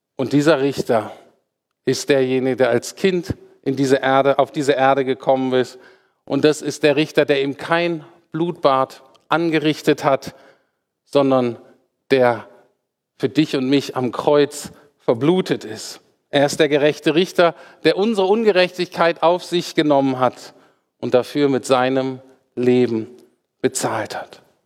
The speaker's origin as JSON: {"language": "German", "country": "Germany", "said": "für uns Deutsche"}